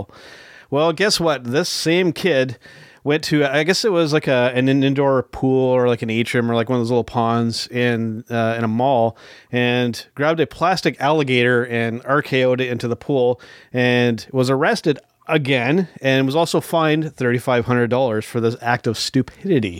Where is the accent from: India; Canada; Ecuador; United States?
Canada; a Canadian wrestling fan